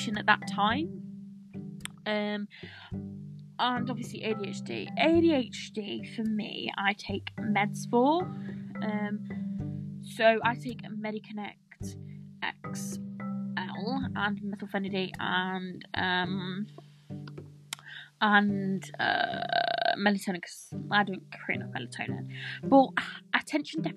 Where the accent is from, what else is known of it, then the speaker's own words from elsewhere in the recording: Nottingham, East Midlands, United Kingdom; I am from Nottingham, England